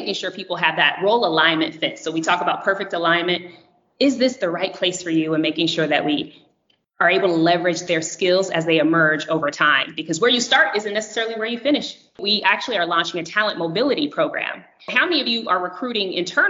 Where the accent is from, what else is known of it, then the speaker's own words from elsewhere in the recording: California, United States; moved away as an adult; now in New Hampshire, United States; I hail from California